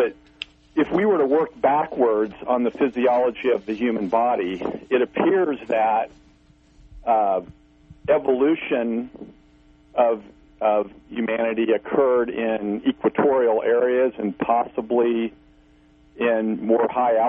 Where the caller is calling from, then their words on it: Missouri, United States; This is … from Missouri.